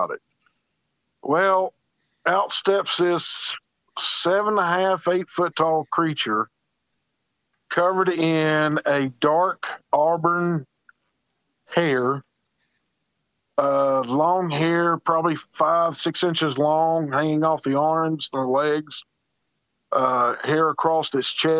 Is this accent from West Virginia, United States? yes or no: yes; Charleston, West Virginia, United States; I'm from the Charleston, West Virginia area